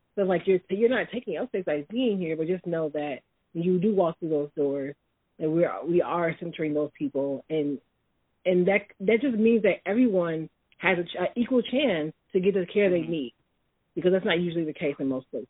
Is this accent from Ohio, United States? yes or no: no; Chicago, Illinois, United States; also born or lived in Holland, Michigan; now in Lansing, United States; I am originally from Chicago